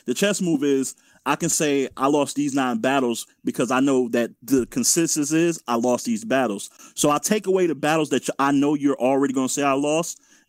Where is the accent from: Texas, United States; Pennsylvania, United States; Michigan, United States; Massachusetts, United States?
Michigan, United States; Detroit; I'm from Detroit. I'm from Detroit.